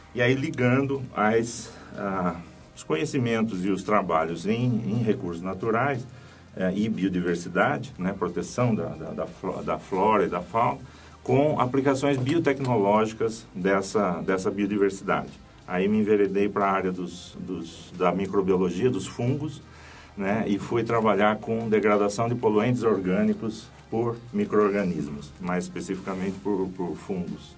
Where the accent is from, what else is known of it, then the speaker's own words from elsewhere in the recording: Santa Bárbara d'Oeste, São Paulo, Brazil; also born or lived in Piracicaba; eu sou de Santa Bárbara do Oeste, no interior de São Paulo